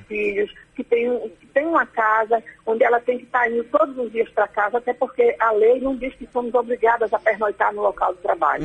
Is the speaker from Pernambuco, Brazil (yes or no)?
yes; Pernambuco, Brazil; eu sou de Pernambuco